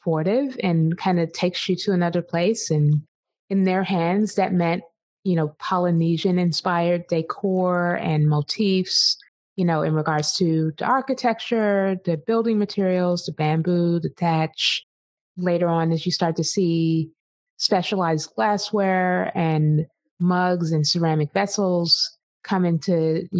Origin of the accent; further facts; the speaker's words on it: East Coast, United States; I grew up on the East Coast in the 80s.